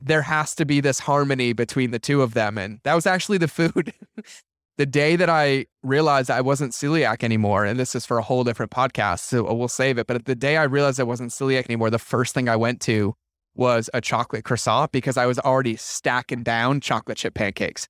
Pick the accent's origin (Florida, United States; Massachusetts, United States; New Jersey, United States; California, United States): Massachusetts, United States; I grew up in Massachusetts